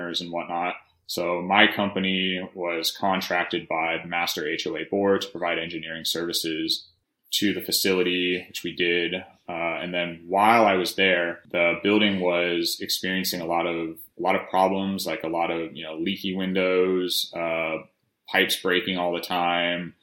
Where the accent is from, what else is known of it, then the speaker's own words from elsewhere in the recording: El Cerrito, California, United States; moved away as an adult; also born or lived in Denver, Colorado / Boulder, Colorado / Los Angeles, California / San Jose, California; now in Texas, United States; I grew up in the Bay Area in California in a little town called El Cerrito, which is just north of Berkeley